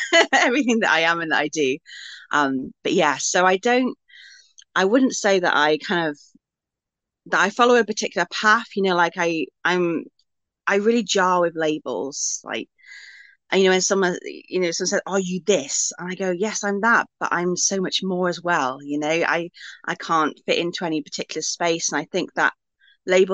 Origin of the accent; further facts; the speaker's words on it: Wales, United Kingdom; my roots are really kind of in my homeland and in my ancestry. So I'm Welsh, I live in Wales